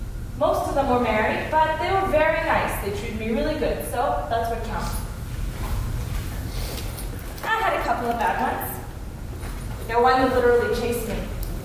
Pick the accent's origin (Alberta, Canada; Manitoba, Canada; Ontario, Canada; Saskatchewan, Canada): Manitoba, Canada; Winnipeg; I'm from Winnipeg, Manitoba. Yeah, I came here for work.